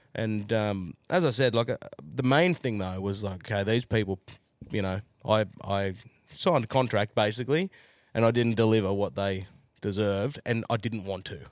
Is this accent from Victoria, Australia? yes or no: no; Jindabyne, New South Wales, Australia; also born or lived in Newcastle; now in Central Queensland, Australia; I'm from Ginderbine